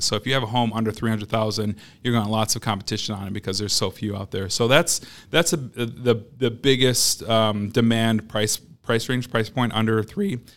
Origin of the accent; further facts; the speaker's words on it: Madison, Wisconsin, United States; I'm born and raised in Madison, grew up here on the West Side